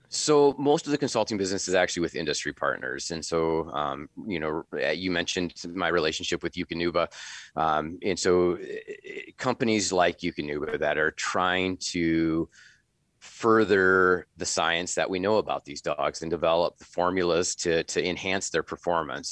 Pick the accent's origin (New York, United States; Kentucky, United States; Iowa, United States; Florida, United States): Iowa, United States; Northwest; also born or lived in Minnesota; now in Sioux Falls, United States; I grew up in Northwest Iowa, in the prairie pothole region of Northwest Iowa